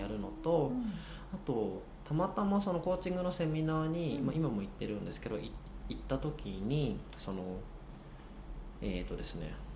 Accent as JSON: {"language": "Japanese", "country": "Japan", "said": "僕は日本人"}